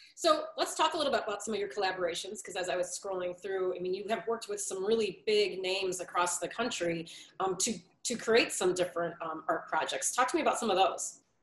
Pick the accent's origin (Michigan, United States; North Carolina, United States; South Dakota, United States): Michigan, United States; Detroit; I grew up down in Detroit too